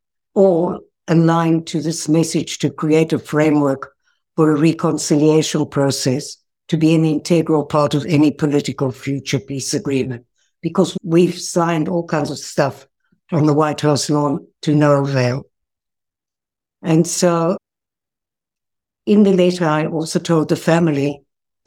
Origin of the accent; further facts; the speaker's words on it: South Africa; now in Israel; I was born in South Africa